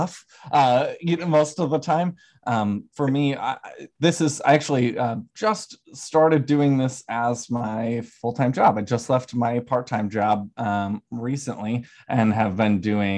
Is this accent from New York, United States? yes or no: yes; Herkimer, New York, United States; also born or lived in Oneonta, New York / Westchester, New York; I grew up in Herkimer, New York, so not too far from Utica